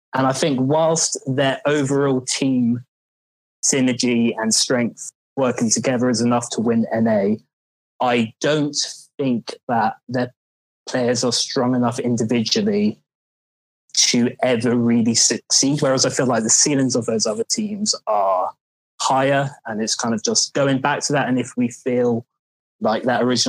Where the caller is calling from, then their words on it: London, United Kingdom; I'm calling from London.